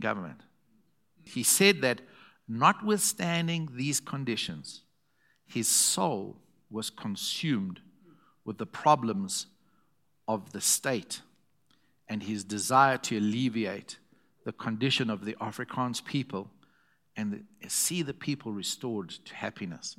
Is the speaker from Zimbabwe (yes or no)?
yes; Zimbabwe; I'm from Zim's.